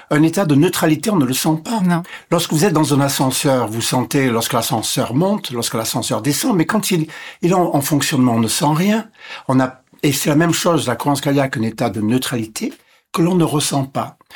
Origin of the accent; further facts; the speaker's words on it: Ontario, Canada; born there; first language English; French is a second language; Je suis anglophone. Je suis né près de Toronto. Et donc, je suis anglophone de naissance. Et donc, l'anglais est ma langue maternelle.